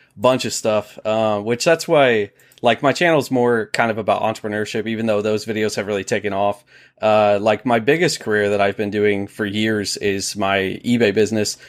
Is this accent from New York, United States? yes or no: no; Ohio, United States; moved away as an adult; now in South Carolina, United States; so I'm from Ohio, born in Ohio. I was there for twenty-six, twenty-seven years and then moved down to South Carolina.